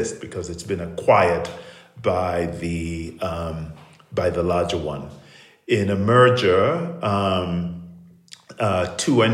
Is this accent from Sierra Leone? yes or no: yes; Sierra Leone; moved away; I grew up in Sierra Leone, and went to secondary school there to the Prince of Wales School